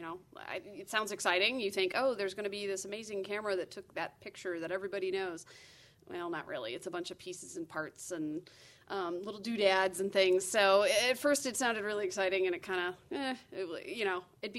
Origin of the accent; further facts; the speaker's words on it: Southeast Michigan, United States; I grew up in Southeast Michigan